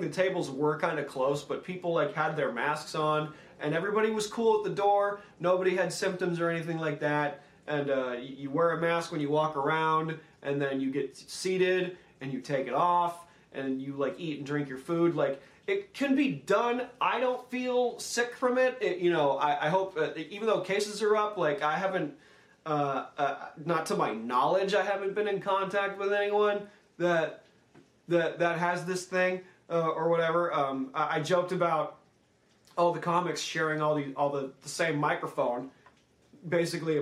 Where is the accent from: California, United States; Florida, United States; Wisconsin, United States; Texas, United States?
California, United States; Los Angeles; moved away as an adult; now in Midwest, United States; It's my hometown